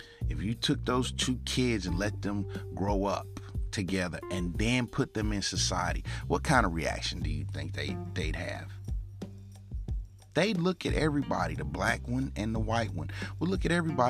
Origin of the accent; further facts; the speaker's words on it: United States; us as American people